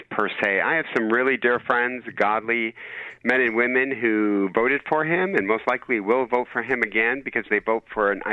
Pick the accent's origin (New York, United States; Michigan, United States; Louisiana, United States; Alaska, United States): Michigan, United States; I'm from Michigan